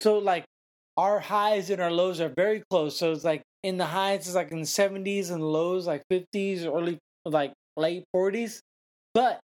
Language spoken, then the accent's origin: English; Santa Clara, California, United States; my hometown, …'s hometown of Santa Clara, California